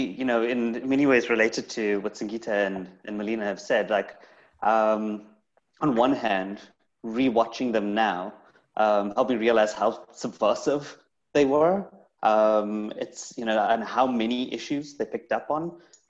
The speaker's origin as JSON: {"language": "English", "country": "South Africa", "tie": "born or raised there", "moved": "yes", "lives_now": "Scotland, United Kingdom", "said": "growing up in South Africa, again, kind of outside of the UK"}